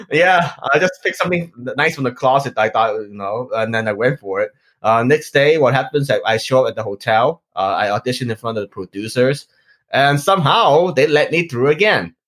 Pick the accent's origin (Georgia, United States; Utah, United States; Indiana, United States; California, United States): California, United States; Los Angeles; also born or lived in Hong Kong; I grew up in Los Angeles, California